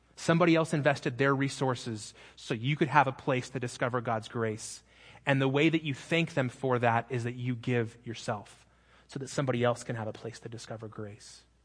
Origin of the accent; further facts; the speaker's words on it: Phoenix, Arizona, United States; moved away; I'm from Phoenix